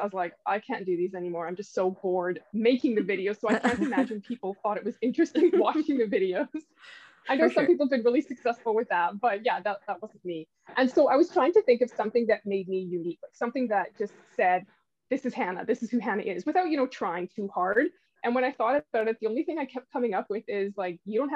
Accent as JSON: {"language": "English", "country": "Canada", "tie": "born or raised there", "also_born_or_lived": "Switzerland", "said": "we kind of made the move back and forth a couple of times between Europe and Canada, but eventually stayed here in Canada"}